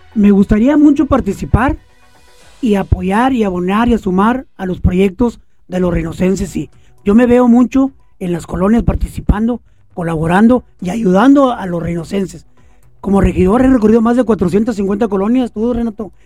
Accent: Reynosa, Tamaulipas, Mexico; conozco Reynosa, soy de Reynosa, vivo en Reynosa

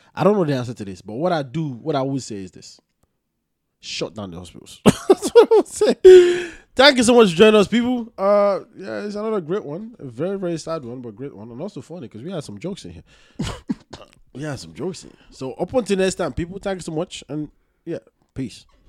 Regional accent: Nigeria; I'm from Nigeria

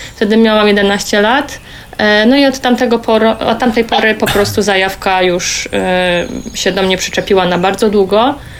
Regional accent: Silesian Voivodeship, Poland; ze Śląska

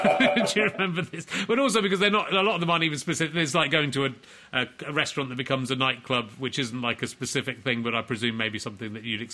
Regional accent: York, Yorkshire and the Humber, United Kingdom; I'm from York.

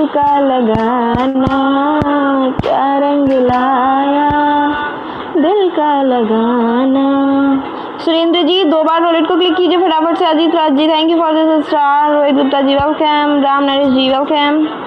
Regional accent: Uttar Pradesh, India; मैं यूपी से हूँ

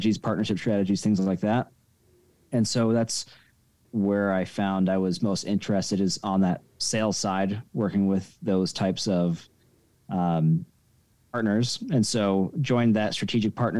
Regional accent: Denver, Colorado, United States; moved back to my hometown of Denver, Colorado

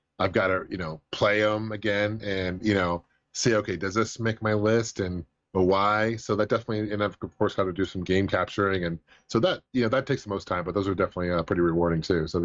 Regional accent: Bellevue, Washington, United States; I grew up in Bellevue

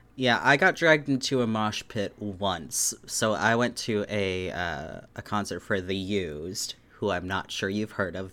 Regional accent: Anchorage, Alaska, United States; I grew up in Anchorage, Alaska.

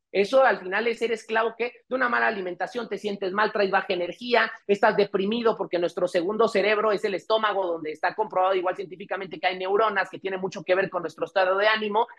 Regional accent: Mexico; qué débiles somos los mexicanos

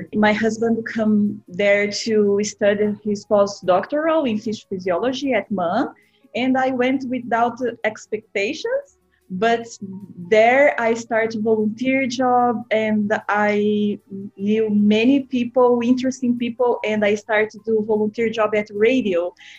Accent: South Region, Brazil; English is a second language; moved away as an adult; now in Canada; I am on my hometown now. For a long time, I do not live here. I am here now due to COVID-19. It's a big city where I live, but it's in the south of Brazil.

